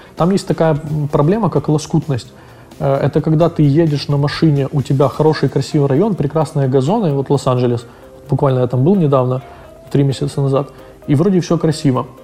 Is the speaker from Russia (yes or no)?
no; Ukraine; мы из Украины